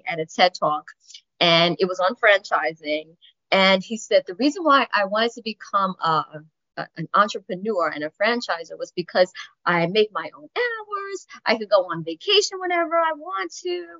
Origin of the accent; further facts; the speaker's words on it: New York City, New York, United States; also born or lived in Syracuse; I was actually born and raised in the Bronx